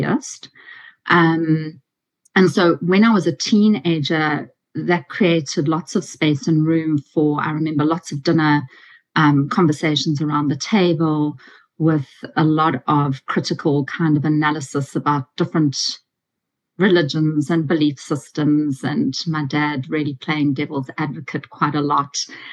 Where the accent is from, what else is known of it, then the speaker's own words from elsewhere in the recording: South Africa; moved away as an adult; now in Australia; I'm from South Africa, and in our final year in English, you have to give a big oral